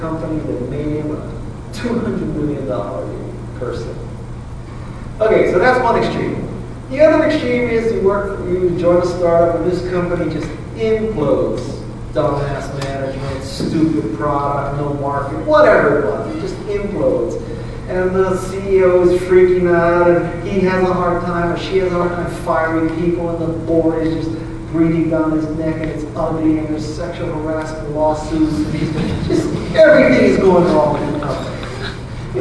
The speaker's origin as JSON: {"language": "English", "region": "Hawaii", "country": "United States", "said": "I'm from Hawaii"}